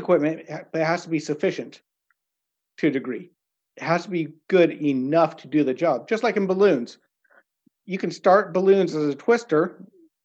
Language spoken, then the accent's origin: English; United States; moved away as an adult; now in Norway